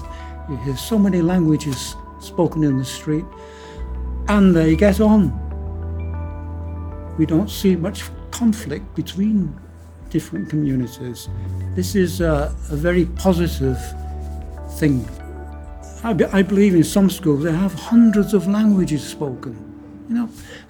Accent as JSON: {"language": "English", "town": "Manchester", "region": "North West England", "country": "United Kingdom", "also_born_or_lived": "France", "moved": "yes", "lives_now": "Bristol, United Kingdom", "said": "I'm originally from Manchester, so I know what the northern community spirit was like."}